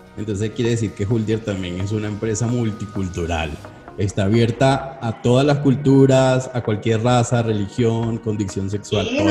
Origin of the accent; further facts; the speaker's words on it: Venezuela; now in Colombia; Yo, yo soy extranjero y vivo en Colombia. Y ¿De dónde? soy de Venezuela.